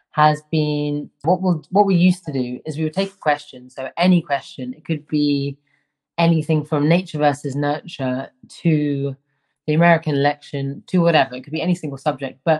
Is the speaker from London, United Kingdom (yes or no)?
yes; London, United Kingdom; I grew up in London, one of the most like metropolitan cities in the world.